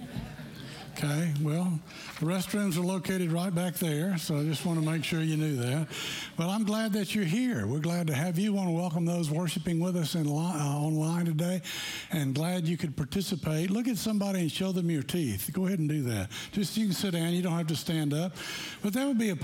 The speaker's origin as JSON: {"language": "English", "region": "Tennessee", "country": "United States", "tie": "born or raised there", "said": "we grew up in Tennessee"}